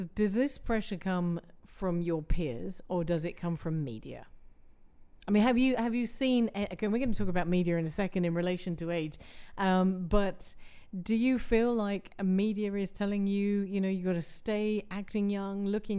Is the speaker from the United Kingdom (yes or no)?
yes; England, United Kingdom; because I'm English